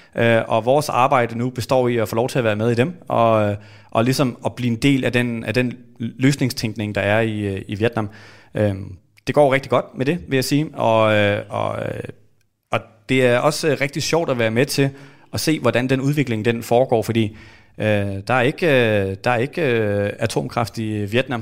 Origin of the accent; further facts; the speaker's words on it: Denmark; vi er vokset op i Danmark